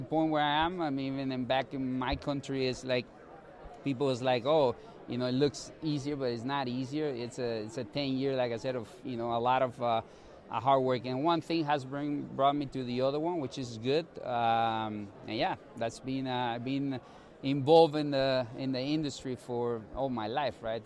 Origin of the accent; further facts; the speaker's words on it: Guatemala; moved away as an adult; also born or lived in Colorado, United States; now in St. Louis, United States; I'm originally from Guatemala. I've been in the States for 10 years, 5 years established in San Luis